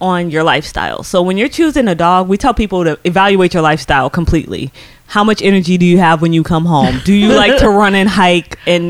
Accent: Alpharetta, Georgia, United States; moved away as an adult; now in New York, United States; I grew up in Alpharetta and I went to Georgia State for college

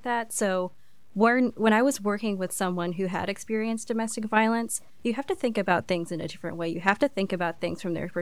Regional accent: Campobello, South Carolina, United States; I'm from Campobello, so right in between Greenville and Spartanburg in the upstate.

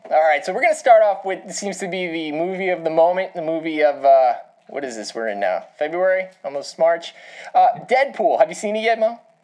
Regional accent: New York, United States; I grew up in New York.

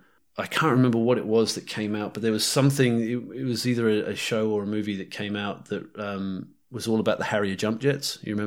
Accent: North Island, New Zealand; accent: New Zealand; North Island. New Zealand is like where I spent my formative years, and it's home, and that's where my accent is mostly based, I suppose. But I spent a lot of time in the UK. My parents are Poms, actually.

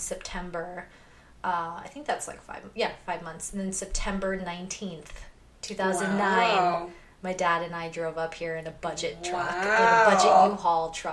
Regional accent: Victorville, California, United States; moved away as an adult; also born or lived in Huntington Beach, California; now in San Francisco, United States; I grew up in Victorville, which is in San Bernardino County

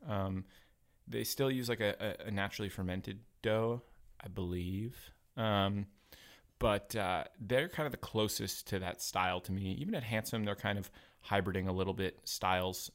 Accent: New Haven, Connecticut, United States; moved away as an adult; also born or lived in Philadelphia / New York; now in Portland, United States; I grew up on the East Coast in, uh, I grew up in Connecticut, New Haven, home of a pizza.

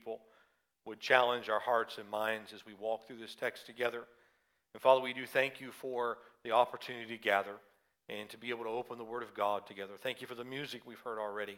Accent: the South, United States; accent: southern; moved away; my southern accent may come out more after having spent time with them

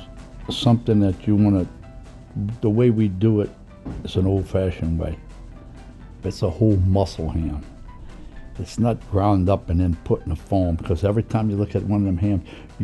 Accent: New Orleans, Louisiana, United States; I was born in French Quarter. I went to St. Mary's School around the corner, St. Mary's Italian School.

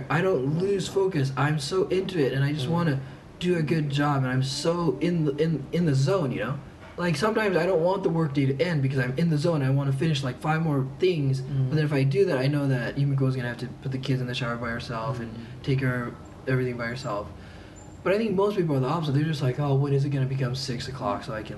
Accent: Japan; we grew up in Japan

